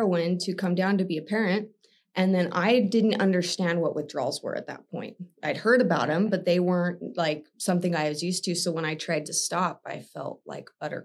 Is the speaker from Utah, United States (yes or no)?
yes; Utah, United States; I was born and raised Utah County